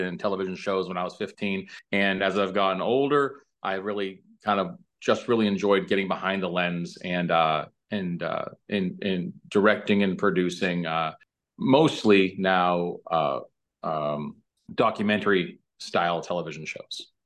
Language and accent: English; New Hampshire–Massachusetts state line, New England, United States; now in Fountain Hills, Arizona, United States; originally from, uh, New England, uh, the New Hampshire, uh, Massachusetts, uh, state line pretty much